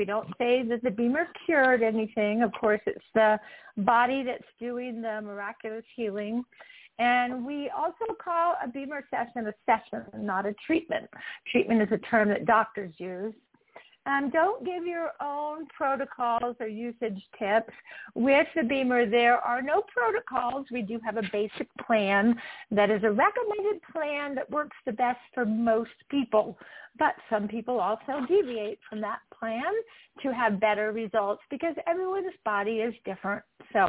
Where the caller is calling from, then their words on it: Utah, United States; As I said, I'm calling in from Utah.